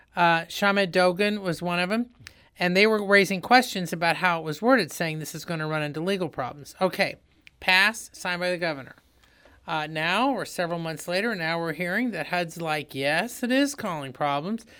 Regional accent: Indiana, United States; now in St. Louis, United States; I'm from Indiana

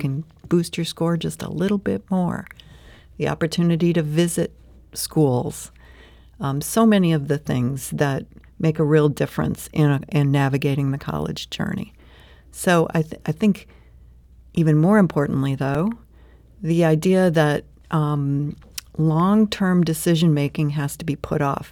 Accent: St. Louis, Missouri, United States; also born or lived in California; I grew up right here in Saint Louis

